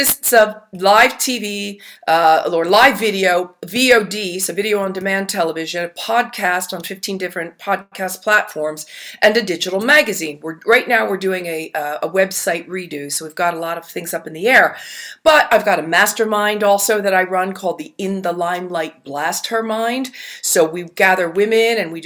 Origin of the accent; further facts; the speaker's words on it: Philadelphia, Pennsylvania, United States; moved away; also born or lived in New Jersey / Round Rock, Texas / Georgetown, Texas / Europe; I was born in Philadelphia